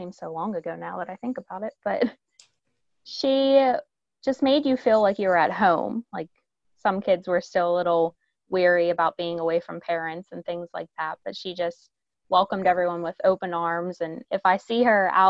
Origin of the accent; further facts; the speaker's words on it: Pittsburgh, Pennsylvania, United States; also born or lived in Maryland; I'm born and raised in Pittsburgh